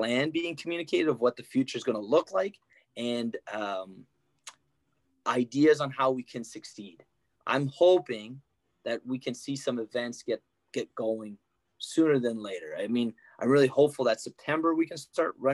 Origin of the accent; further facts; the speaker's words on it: Ottawa, Ontario, Canada; I'm from Ottawa